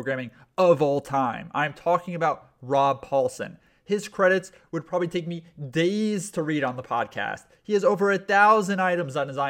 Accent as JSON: {"language": "English", "area": "Westchester", "region": "New York", "country": "United States", "also_born_or_lived": "South Florida", "moved": "yes", "lives_now": "Los Angeles, United States", "said": "I'm from Westchester myself, so right outside the city"}